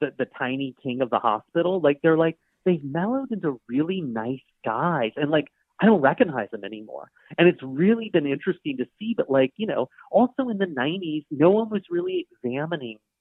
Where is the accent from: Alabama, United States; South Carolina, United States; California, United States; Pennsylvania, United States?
South Carolina, United States; Charleston; I grew up in Charleston, and my dad was a doctor